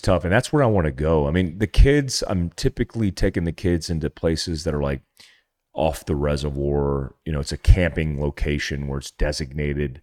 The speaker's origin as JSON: {"language": "English", "region": "North Carolina", "country": "United States", "tie": "born or raised there", "said": "I grew up Jeeping in North Carolina in my T J"}